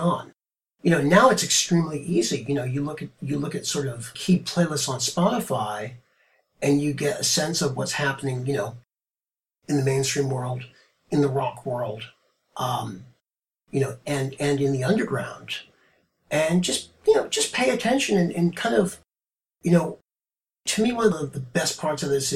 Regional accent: Marblehead, Massachusetts, United States; moved away; also born or lived in New York City; my hometown, Marblehead, Massachusetts. It was a great place to grow up

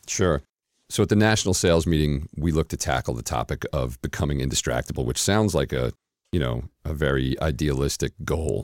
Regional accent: New York City, New York, United States; moved away as an adult; now in Atlanta, United States; I'm originally from uh, Queens, New York, and uh, spent the first 31 years of life uh, in the New York area

